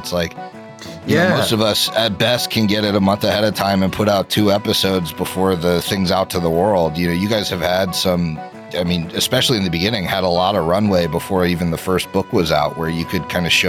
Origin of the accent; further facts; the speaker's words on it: Philadelphia, Pennsylvania, United States; now in Columbus, United States; I'm from Philly.